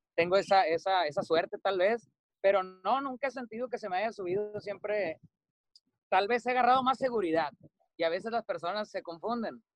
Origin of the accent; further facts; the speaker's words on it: Cadereyta Jiménez, Nuevo León, Mexico; moved away as an adult; now in Mazatlán, Mexico; Cadereyta Jiménez Nuevo León, que está como a 20 minutos de Monterrey. Y bueno, ahí crecí, prácticamente he vivido toda mi vida ahí hasta que me vine a Mazatlán